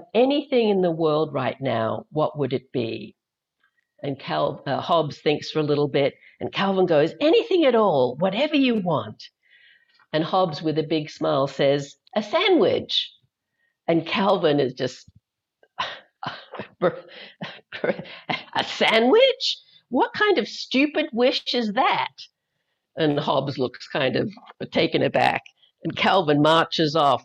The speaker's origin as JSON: {"language": "English", "country": "Australia", "moved": "yes", "said": "I have an accent. I'm actually originally from Australia, though I left there in 1980, been gone for a long time."}